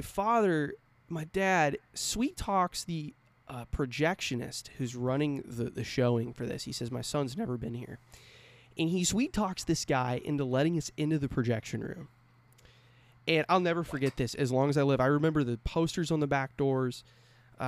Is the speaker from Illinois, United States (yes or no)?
no; California, United States; moved away; I grew up in California. I lived there about 12 years.